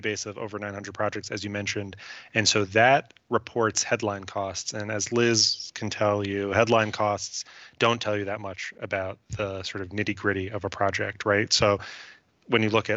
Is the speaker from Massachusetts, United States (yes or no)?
no; New York, United States; I'm from New York